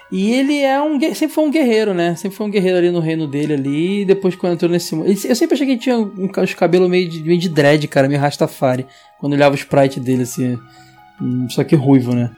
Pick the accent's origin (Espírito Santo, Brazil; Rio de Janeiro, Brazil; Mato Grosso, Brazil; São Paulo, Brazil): Rio de Janeiro, Brazil; sou de Bangu, sempre serei